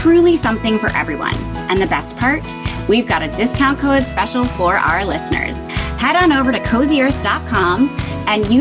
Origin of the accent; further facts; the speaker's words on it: Greenwich, Connecticut, United States; now in Manhattan, United States; I grew up in Greenwich, Connecticut.